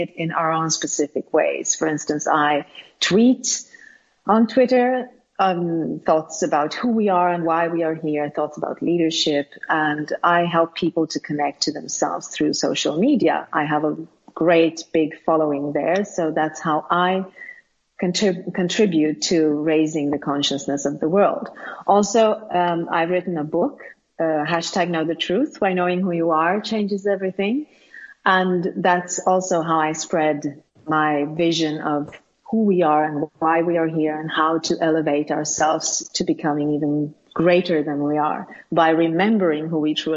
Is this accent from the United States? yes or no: no; Sweden; English is a second language; I am born and raised in Sweden, and I've been living here all my life